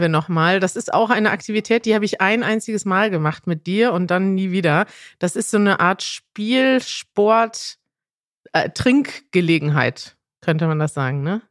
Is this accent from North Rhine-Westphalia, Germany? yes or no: yes; Münster, North Rhine-Westphalia, Germany; du lebst in der Stadt, aus der ich komme